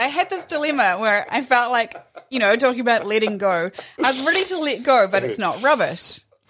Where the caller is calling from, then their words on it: Whanganui, Manawatū-Whanganui, New Zealand; I'm calling from Whanganui.